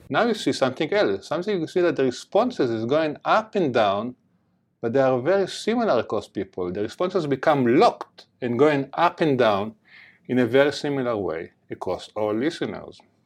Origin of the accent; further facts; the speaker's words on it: Jerusalem, Jerusalem District, Israel; accent: heavy accent; moved away; I grew up in Jerusalem, in the border between East Jerusalem and West Jerusalem.